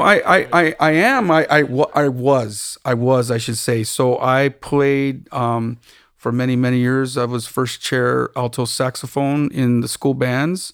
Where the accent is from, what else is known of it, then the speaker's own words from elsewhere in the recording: Tucson, Arizona, United States; also born or lived in Austin / New York / Cupertino; now in Los Angeles, United States; I'm originally from Tucson, Arizona, born and raised